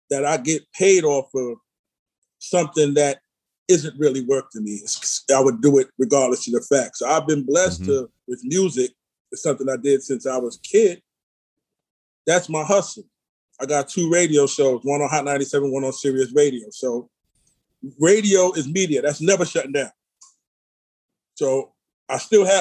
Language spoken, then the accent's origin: English; New York City, New York, United States; I'm from the East Side, like, you know what I'm saying? Like, First Avenue, Pleasant Avenue